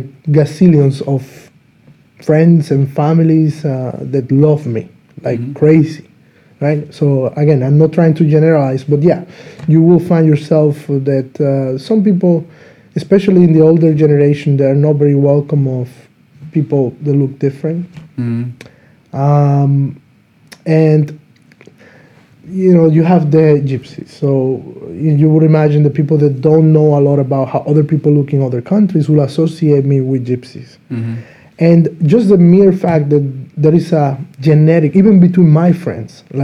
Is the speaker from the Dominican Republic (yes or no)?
yes; Dominican Republic; now in Slovakia; I'm from Dominican Republic